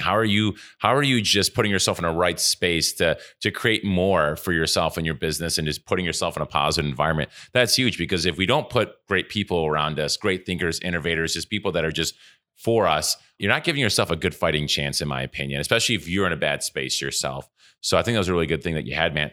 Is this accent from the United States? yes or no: yes; Buffalo, New York, United States; We're from Buffalo